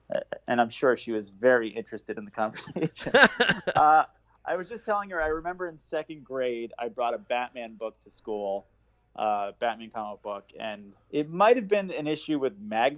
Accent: Bethpage, New York, United States; also born or lived in Queens, New York; I was born in Queens, Jamaica, Queens, and then when I was about 3 and a half, we moved to Bethpage on Long Island.

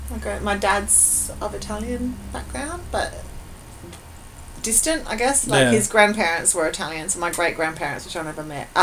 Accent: Australia; I'm Australian

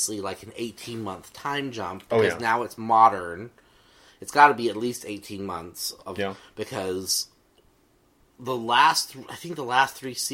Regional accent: central Texas, United States; I grew up in Texas, in central Texas, in the hill country

